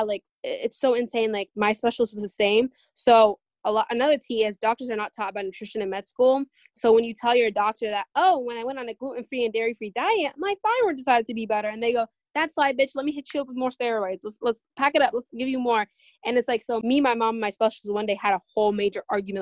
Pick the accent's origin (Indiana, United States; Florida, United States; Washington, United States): Washington, United States; Seattle; we're all from Seattle